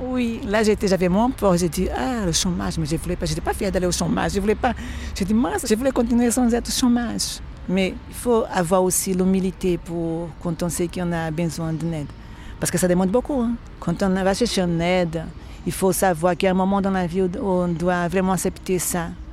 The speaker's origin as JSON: {"language": "French", "region": "Northeast Region", "country": "Brazil", "tie": "born or raised there", "second_language": "French", "moved": "as an adult", "lives_now": "Switzerland", "said": "je suis née au nord-est du Brésil, où j'ai grandi, j'ai passé toute ma vie. Je suis arrivée ici, j'avais 38 ans"}